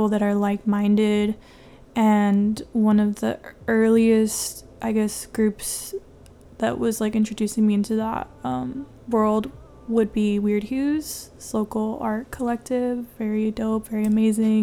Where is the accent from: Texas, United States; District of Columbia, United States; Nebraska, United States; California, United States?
California, United States; Chula Vista; I'm from San Diego. Chula Vista is pretty much where I've been my whole life